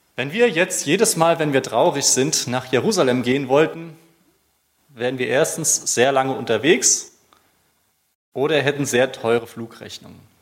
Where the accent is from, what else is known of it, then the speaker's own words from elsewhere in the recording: Germany; als Deutscher